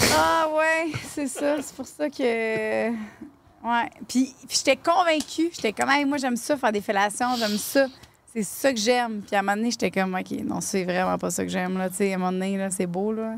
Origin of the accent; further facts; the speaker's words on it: Lavaltrie, Quebec, Canada; c'est ma ville natale